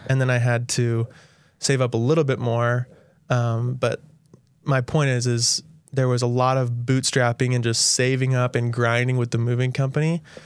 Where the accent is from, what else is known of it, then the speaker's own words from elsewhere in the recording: St. George, Utah, United States; I grew up here in Saint George